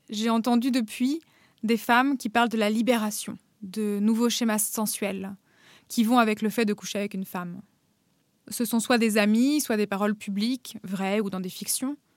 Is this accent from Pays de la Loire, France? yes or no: no; Normandy, France; moved away as an adult; also born or lived in Paris; now in Berlin, Germany; J'ai grandi à Paris puis en Normandie et je vis maintenant à Berlin.